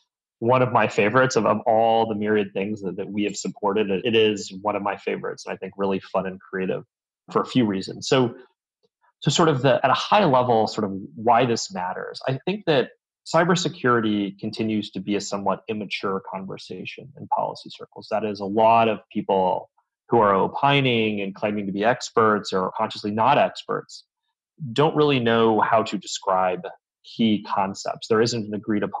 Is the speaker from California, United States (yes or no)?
yes; Southern California, United States; now in Northern California, United States; I am from California originally, and glad to be back in my native state, even if Southern California is still what I think of as home